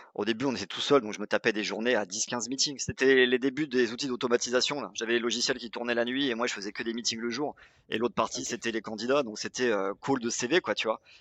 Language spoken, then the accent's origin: French; Pau, Nouvelle-Aquitaine, France; j'ai grandi à Pau, c'est dans le sud-ouest.